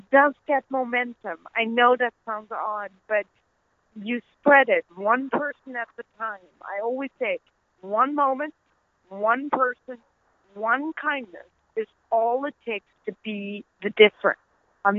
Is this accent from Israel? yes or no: no; Netherlands; accent: Dutch; also born or lived in Pakistan; now in United States; my Dutch accent